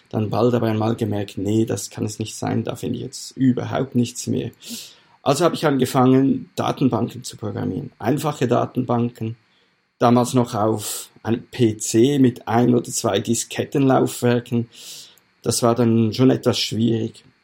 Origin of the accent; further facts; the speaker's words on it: Aargau, Switzerland; Ich bin in der Schweiz aufgewachsen, im nördlichen, nördlichsten Kanton der Schweiz, im Kanton Aargau. Wir sind ja auch Grenzkanton zu Deutschland. Da bin ich aufgewachsen, habe meine ganze Jugend und Kinderzeit da verbracht.